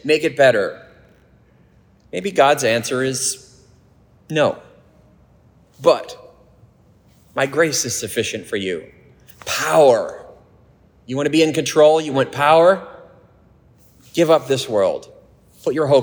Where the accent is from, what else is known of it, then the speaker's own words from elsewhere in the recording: United States; I love our country